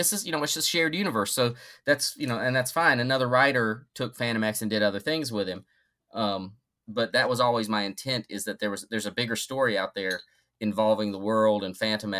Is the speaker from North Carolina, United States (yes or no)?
yes; North Carolina, United States; I grew up in North Carolina, and North Carolina barbecue is drastically different than the barbecue here in the Midwest, and drastically superior.